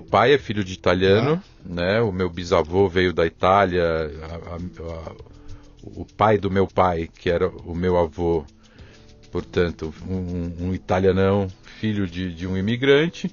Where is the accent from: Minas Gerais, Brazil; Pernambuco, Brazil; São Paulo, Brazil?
São Paulo, Brazil; nasci aqui em São Paulo, sou Isso. paulistano sou um paulistano realmente convicto